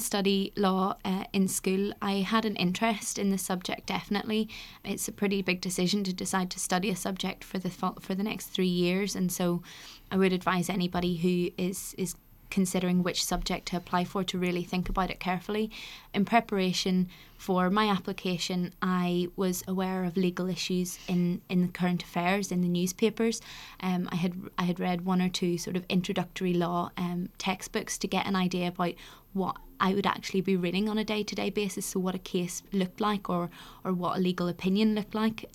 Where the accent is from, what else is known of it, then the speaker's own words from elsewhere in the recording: Northern Ireland, United Kingdom; moved away as an adult; also born or lived in Oxford; I come from Northern Ireland, and so the school system's slightly different there, but, uh, I came from a grammar